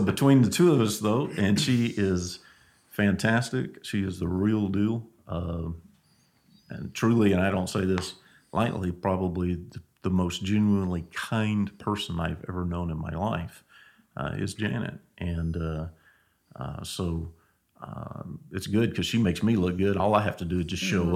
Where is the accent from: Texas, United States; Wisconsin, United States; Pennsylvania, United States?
Texas, United States; Angleton; I grew up in Angleton, Texas.